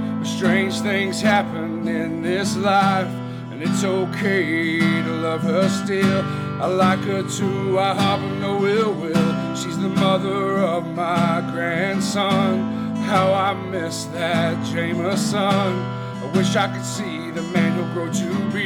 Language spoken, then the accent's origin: English; Kingsport, Tennessee, United States; I am from Kingsport